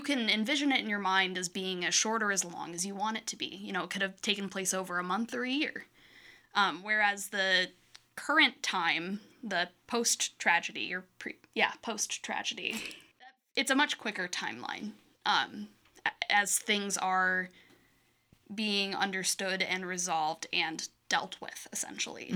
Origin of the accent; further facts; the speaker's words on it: Michigan, United States; moved away as an adult; also born or lived in Iowa; now in Quad Cities, United States; I'm originally from Michigan. I just moved to, um, Iowa three years ago in the Quad Cities six months ago or so